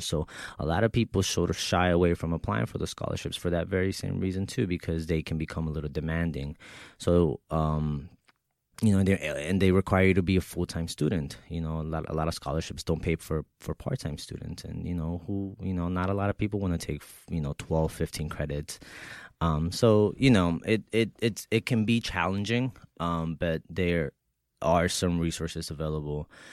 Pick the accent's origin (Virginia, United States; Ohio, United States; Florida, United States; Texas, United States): Texas, United States; moved away as an adult; also born or lived in Mexico; now in New York, United States; I was six years old when my mother brought me here to the United States, right, uh, from Mexico. So, um, I grew up in Texas